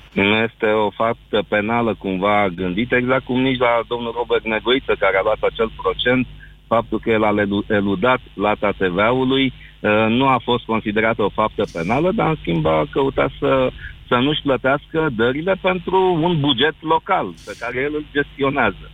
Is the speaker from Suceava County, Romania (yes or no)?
no; Galați, Galați County, Romania; eu sunt de la Galaș